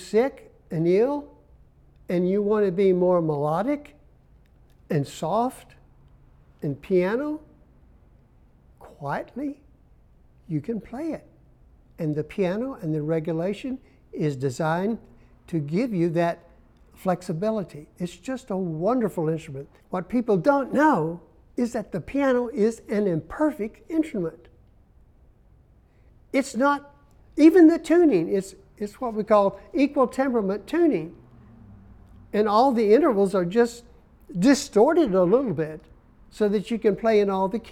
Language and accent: English; Memphis, Tennessee, United States; moved away; also born or lived in Arizona / Columbia, South Carolina; I was from Memphis, Tennessee